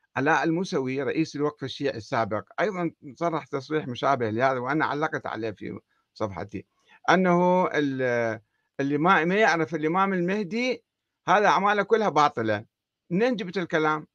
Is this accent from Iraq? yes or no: yes; Iraq; عندنا في العراق